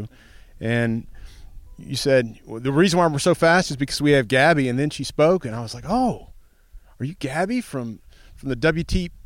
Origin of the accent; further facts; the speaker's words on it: Prairie Grove, Arkansas, United States; I'm from Prairie Grove, Arkansas.